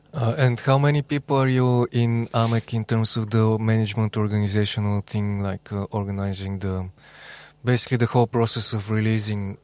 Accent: Bulgaria; I'm from Bulgaria.

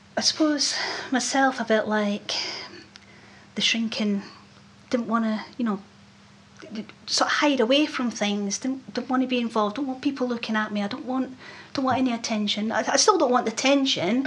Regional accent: Scotland, United Kingdom; accent: Scottish; I didn't realise how Scottish I was

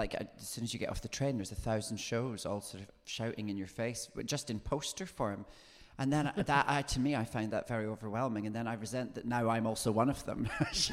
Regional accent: near Edinburgh, Scotland, United Kingdom; I grew up near Edinburgh

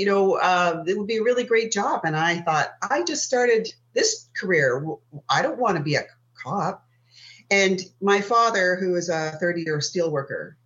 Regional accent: Sault Ste. Marie, Ontario, Canada; I live in a small city called Sault Ste. Marie, which is in the center of the Great Lakes on the U.S. border. I was born and raised here

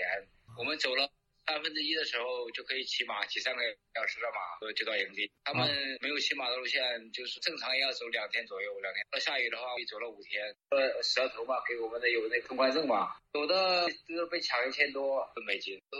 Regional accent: China; 从基多往那个克里的时候，会计我们就给我们中国人要钱。

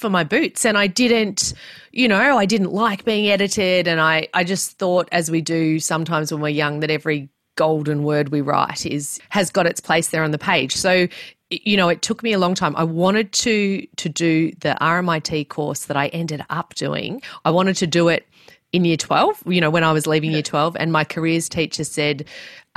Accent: Melbourne, Victoria, Australia; I grew up in Melbourne, not very far from where I live right now

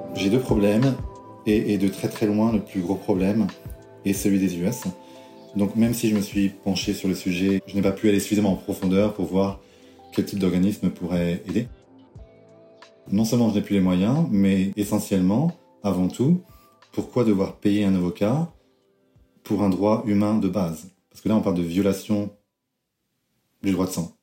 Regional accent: France; moved away as an adult; now in United States; je suis français, j'aime la France.

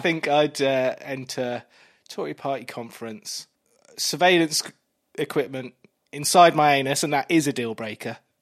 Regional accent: Kent, South East England, United Kingdom; I grew up in Kent

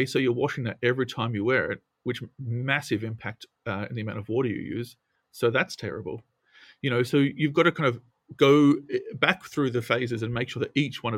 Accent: Australia; I come from a country town in Australia, as you can tell from my accent.

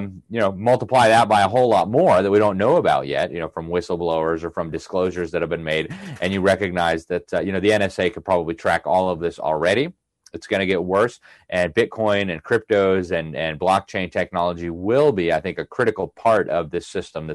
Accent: Miami, Florida, United States; my hometown of Miami

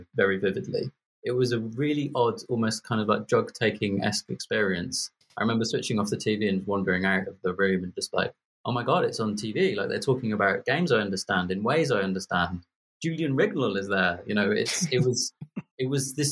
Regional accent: Birmingham, West Midlands, United Kingdom; I'm from Birmingham. I don't know why you think I'm posh

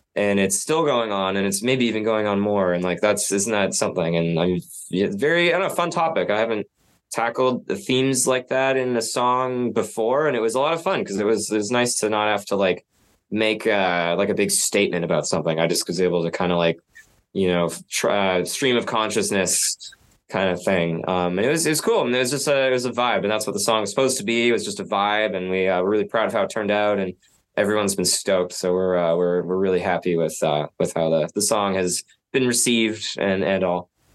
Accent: Nanaimo, British Columbia, Canada; now in Vancouver, Canada; I grew up in Nanaimo, like across the Georgia Strait, and always seeing Vancouver

